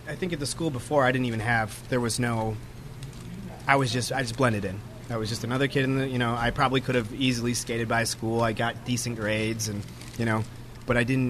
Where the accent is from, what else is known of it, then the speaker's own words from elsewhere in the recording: Grand Rapids, Michigan, United States; also born or lived in Belding, Michigan; born in Grand Rapids and lived in a sketchy area with my mom and stepdad. We lived there till I was in about fifth grade